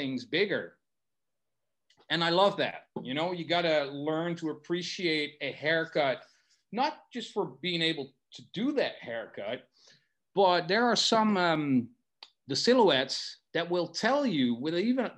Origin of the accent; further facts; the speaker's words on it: Netherlands; first language Dutch; English is a second language; I'm from the Netherlands